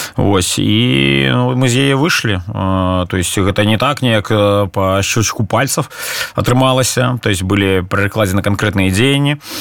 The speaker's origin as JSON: {"language": "Belarusian", "country": "Belarus", "moved": "as an adult", "said": "мы беларусы"}